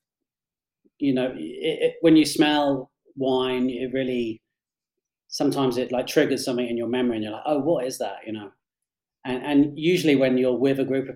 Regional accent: England, United Kingdom; moved away as an adult; also born or lived in Australia / London; now in Colorado, United States

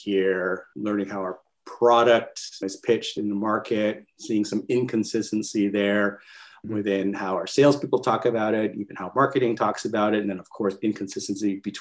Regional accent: Canada; now in California, United States; I'm a Canadian, by the way, based out in California

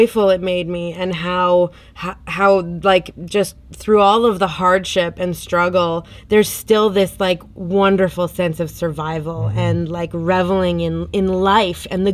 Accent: the Prairies, Canada; as a couple of, you know, white kids growing up on the prairies.

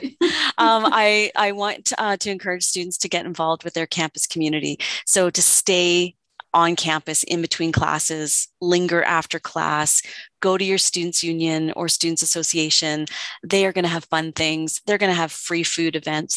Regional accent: Oakville, Ontario, Canada; now in Calgary, Canada; I grew up in what's now called Ontario, uh, close maybe to where you are. I grew up in Oakville.

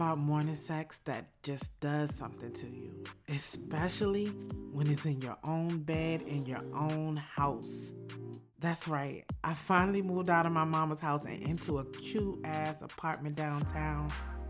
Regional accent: Alexandria, Virginia, United States; I am from Alexandria, Virginia. It's in the DC metro area. It's a small part of Virginia as compared to other parts. And it's almost city, but not quite. It's like a step away from being the city.

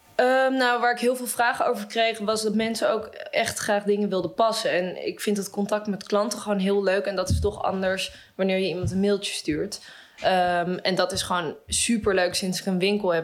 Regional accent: Amsterdam, North Holland, Netherlands; zelf kom ik uit Amsterdam

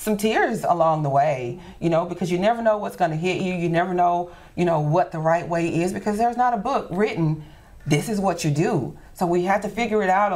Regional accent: Shreveport, Louisiana, United States; Shreveport-Bossier is my home. I don't know any other place but Shreveport-Bossier. Lived here my entire life

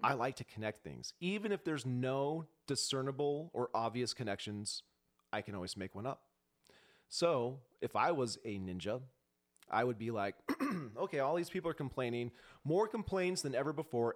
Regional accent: Spokane, Washington, United States; now in Missoula, United States; I was born in Spokane.

